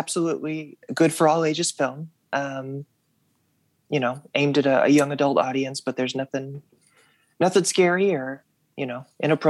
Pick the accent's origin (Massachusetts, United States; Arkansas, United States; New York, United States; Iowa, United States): Arkansas, United States; Russellville; now in Fayetteville, United States; when I was growing up in Russellville, Arkansas, and anime films came out, we didn't get to see them.